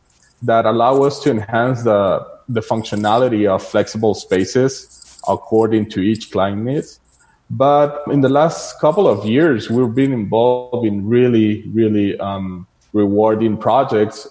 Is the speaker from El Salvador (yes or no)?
yes; El Salvador; I'm from El Salvador, the smallest country in Central America